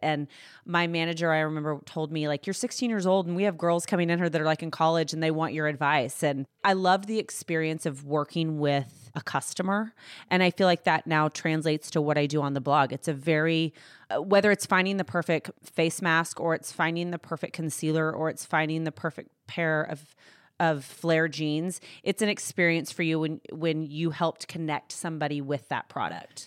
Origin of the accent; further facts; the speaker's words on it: Fort Worth, Texas, United States; also born or lived in Weatherford, Texas; now in Dallas, United States; I grew up in Fort Worth, Texas. Um, I was born in Weatherford, conceived in San Antonio.